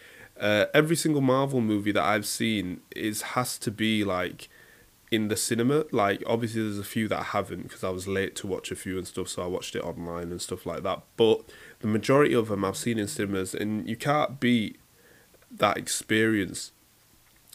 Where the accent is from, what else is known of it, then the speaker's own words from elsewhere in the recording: Leeds, Yorkshire and the Humber, United Kingdom; I'm a Yorkshireman